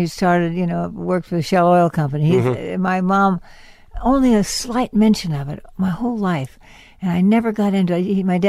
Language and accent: English; Los Angeles, California, United States; I grew up in San Fernando, Granada Hills. And then moved to town in the 10th grade.